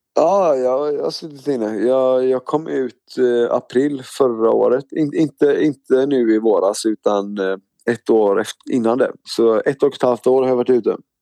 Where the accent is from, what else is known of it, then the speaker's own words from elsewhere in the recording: Stenungsund, Västra Götaland, Sweden; also born or lived in Mölndal / Gothenburg; jag föddes i Mölndal och så bodde jag i Göteborg i ungefär tre år. Och sen så flyttade min familj till eh, Stenungsund. Det ligger bara 30 minuter ifrån Göteborg. Eh, så jag är uppväxt där vid Stenungsund, västkusten